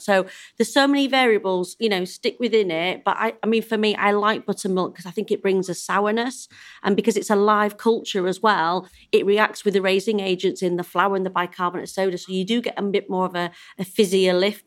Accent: Yorkshire and the Humber, United Kingdom; I'm a Yorkshire lass

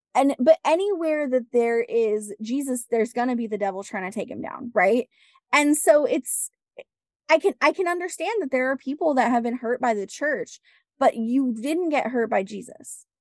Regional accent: West Coast, United States; I grew up on the West Coast.

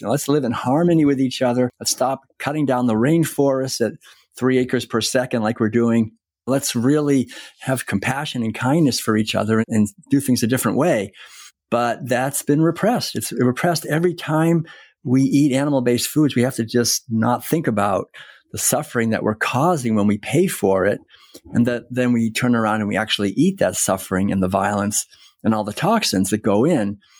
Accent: Concord, Massachusetts, United States; moved away as an adult; I was born and raised in Concord, Massachusetts

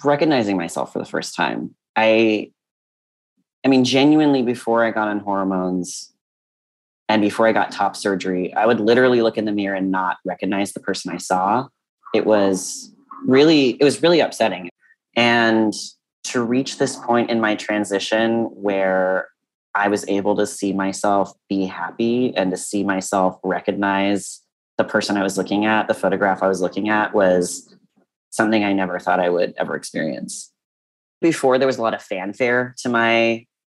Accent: Monterey County, California, United States; I grew up in Monterey County in California

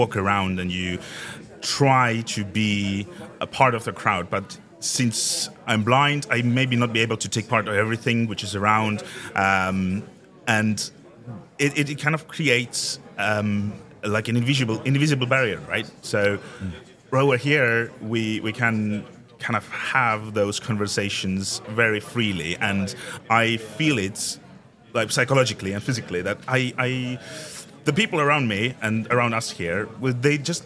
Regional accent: Estonia; I come from Estonia

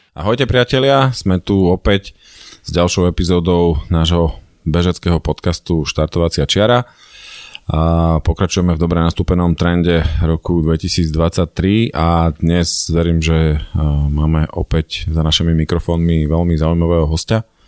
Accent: Považská Bystrica, Trenčín Region, Slovakia; u nás v Považskej Bystrici

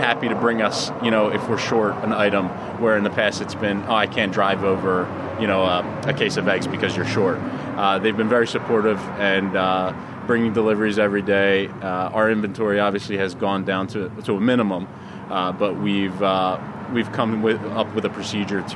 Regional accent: United States; being an American

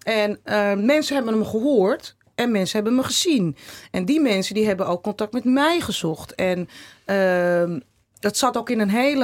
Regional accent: Netherlands; ons Nederland

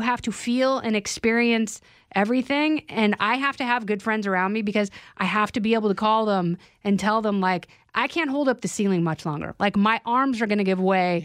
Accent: Indiana, United States; moved away; Indiana, like, you know, the, the lake where we grew up

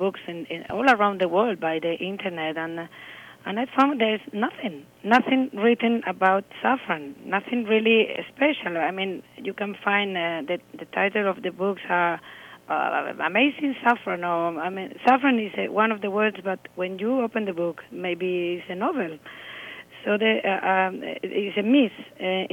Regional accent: Spain; when you are Spanish

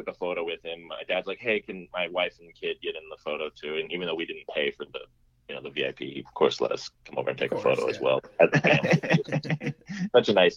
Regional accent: near Monterey, California, United States; my hometown, which is near Monterey, California

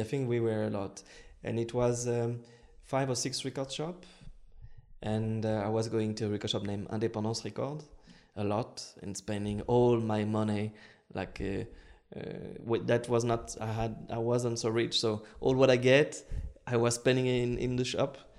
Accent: Lyon, Auvergne-Rhône-Alpes, France; English is a second language; my hometown, Lyon

